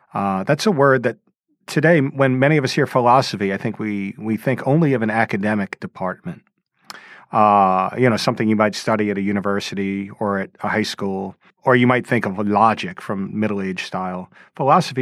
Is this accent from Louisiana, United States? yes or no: yes; Louisiana, United States; moved away; I grew up in Louisiana in a suburb